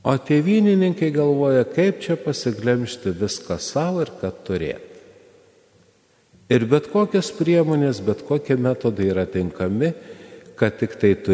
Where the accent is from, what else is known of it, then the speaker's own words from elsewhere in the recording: Lithuania; mes lietuviai